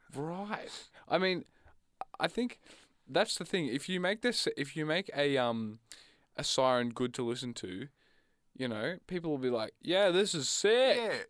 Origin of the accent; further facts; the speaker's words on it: Australia; I come from a, a rural